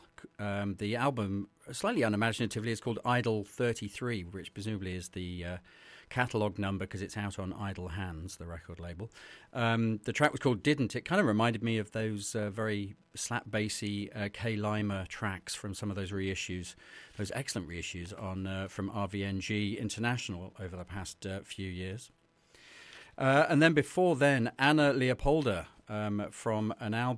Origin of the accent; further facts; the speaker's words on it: England, United Kingdom; When I was a kid growing up in Victorian England